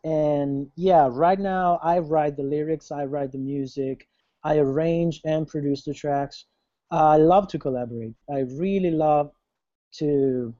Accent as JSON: {"language": "English", "country": "Italy", "moved": "yes", "said": "I'm from Italy. I'm originally from Italy."}